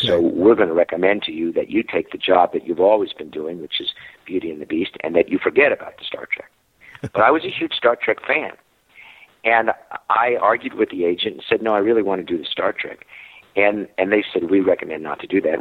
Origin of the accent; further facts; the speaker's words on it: New Jersey, United States; moved away; I'm from New Jersey